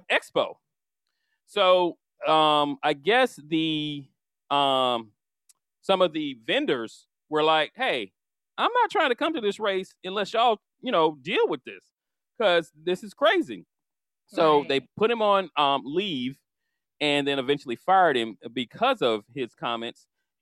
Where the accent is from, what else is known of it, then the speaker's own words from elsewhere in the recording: Orlando, Florida, United States; now in Atlanta, United States; my hometown in Orlando